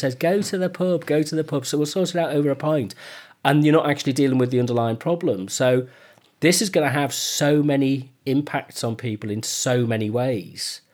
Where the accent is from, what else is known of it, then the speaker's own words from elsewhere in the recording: United Kingdom; We're British